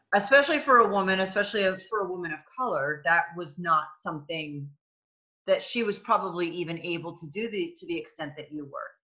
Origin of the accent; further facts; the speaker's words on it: New England, United States; I'm from New England also